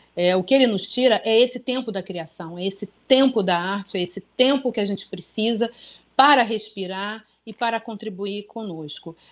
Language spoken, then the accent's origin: Portuguese; Brazil; first language Portuguese; somos brasileiros, fomos criados em português